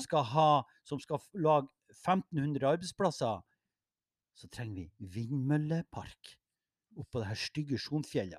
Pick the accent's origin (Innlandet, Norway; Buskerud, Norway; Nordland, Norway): Nordland, Norway; Mo i Rana; jeg er fra Mo